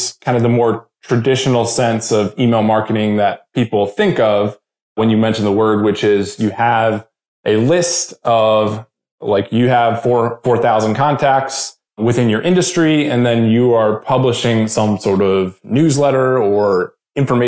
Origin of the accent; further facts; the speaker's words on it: just outside of Baltimore, Maryland, United States; moved away as an adult; now in Nashville, United States; both me and my wife are originally from Maryland. And so I grew up there just outside of Baltimore